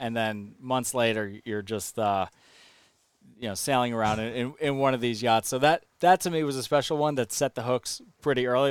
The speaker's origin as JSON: {"language": "English", "area": "Long Island", "region": "New York", "country": "United States", "said": "I'm from Long Island"}